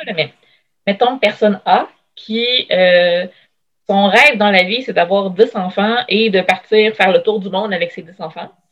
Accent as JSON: {"language": "French", "town": "Shawinigan", "region": "Quebec", "country": "Canada", "moved": "as an adult", "lives_now": "Quebec City, Canada", "said": "je viens de Shawinigan à la base."}